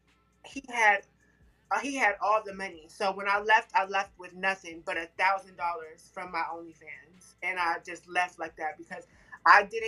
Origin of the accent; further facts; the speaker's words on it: Sacramento, California, United States; I'm from Sacramento